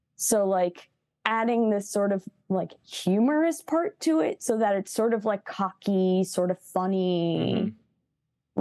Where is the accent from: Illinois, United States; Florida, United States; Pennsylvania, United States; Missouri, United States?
Illinois, United States; Chicago; I grew up in Chicago